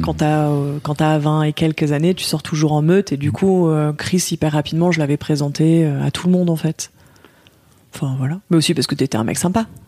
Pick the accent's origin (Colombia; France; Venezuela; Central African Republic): France; Lyon, Auvergne-Rhône-Alpes; moved away; à la base, je suis lyonnaise